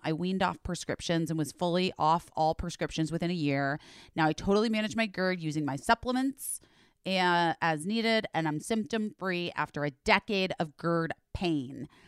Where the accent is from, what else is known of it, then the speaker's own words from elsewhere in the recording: Arizona, United States; I grew up in Arizona